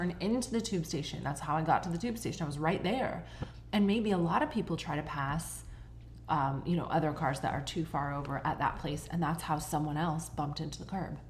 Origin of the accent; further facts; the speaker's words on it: Canada; now in England, United Kingdom; I was raised in Canada with you, where our roads are very wide.